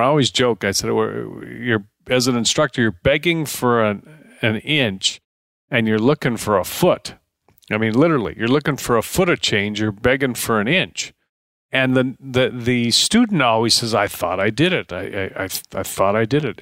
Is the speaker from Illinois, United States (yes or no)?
yes; Deerfield, Illinois, United States; moved away; also born or lived in Paradise Valley, Arizona; I grew up in Deerfield, Illinois